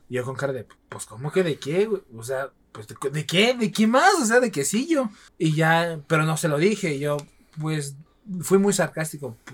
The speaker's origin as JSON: {"language": "Spanish", "region": "Oaxaca", "country": "Mexico", "also_born_or_lived": "Mexico City area", "moved": "as an adult", "said": "Yo estoy esperando que vayan ustedes dos perros a mi tierra"}